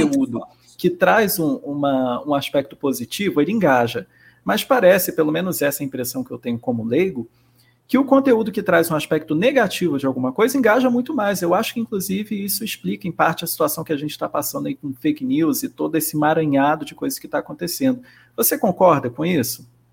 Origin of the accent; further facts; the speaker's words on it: Rio de Janeiro, Brazil; eu também sou carioca